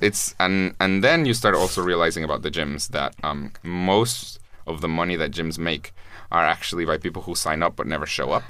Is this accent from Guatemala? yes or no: yes; Guatemala; I'm from Guatemala